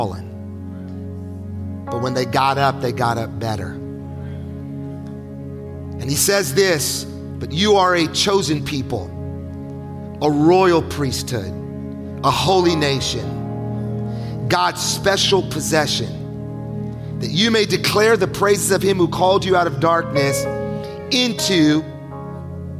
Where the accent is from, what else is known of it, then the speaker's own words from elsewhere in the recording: Palm Springs, California, United States; I'm from Palm Springs, California